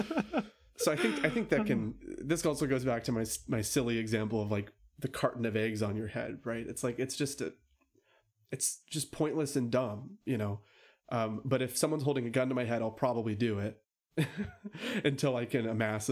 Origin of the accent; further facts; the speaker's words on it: United States; Look, I was born and raised here in America.